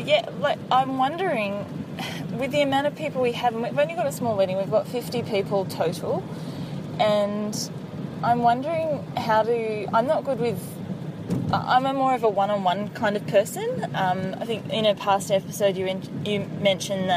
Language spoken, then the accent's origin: English; Sydney, New South Wales, Australia; moved away; we grew up down in Sydney